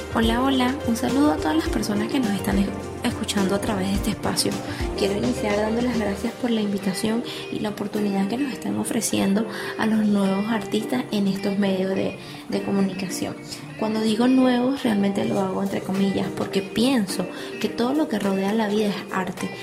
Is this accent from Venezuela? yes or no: yes; Venezuela; moved away; en mi país natal, a pesar de que hoy en día no vivo en él